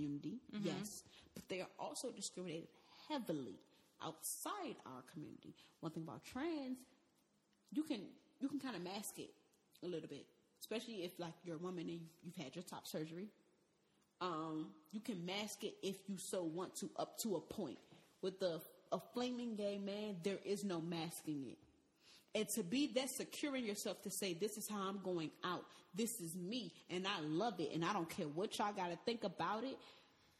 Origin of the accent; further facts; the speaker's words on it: Washington, District of Columbia, United States; I'm from Washington D.C., Southeast D.C. to be exact.